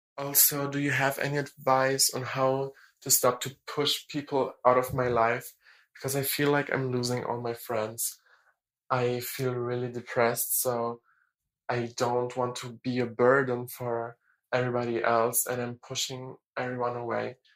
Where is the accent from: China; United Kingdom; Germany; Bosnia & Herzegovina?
Germany; English is a second language; I'm 19 and I'm from Germany. I really, really hope that my accent is not that bad